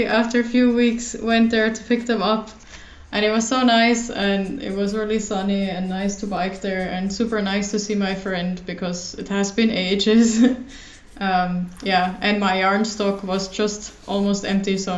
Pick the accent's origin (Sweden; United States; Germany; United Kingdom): Germany; moved away as an adult; now in Finland; I'm originally from Germany, but I moved to Finland to study here.